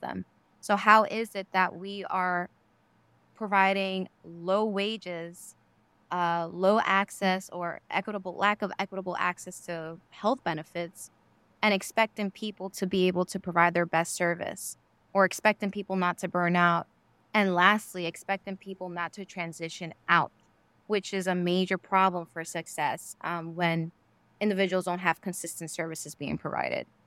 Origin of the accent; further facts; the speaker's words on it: New York City, New York, United States; I grew up in New York City, Queens